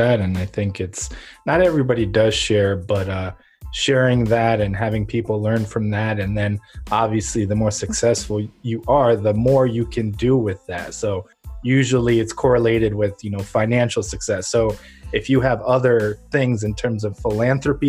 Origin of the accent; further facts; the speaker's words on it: Ukraine; now in United States; I'm originally from Ukraine